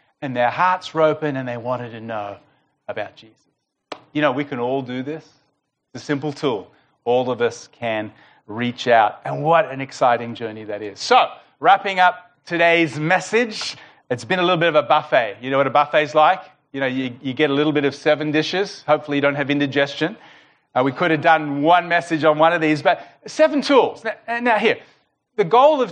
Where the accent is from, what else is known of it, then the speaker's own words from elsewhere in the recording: Melbourne, Victoria, Australia; we're from Melbourne